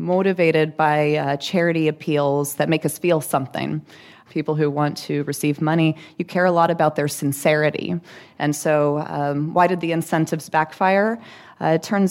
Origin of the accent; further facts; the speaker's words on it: Arlington, Texas, United States; now in New York, United States; I'm from Arlington, Texas